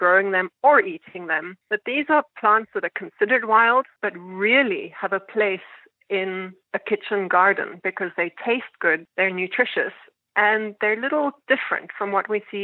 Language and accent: English; South Africa; now in New York City, United States; where I was growing up in South Africa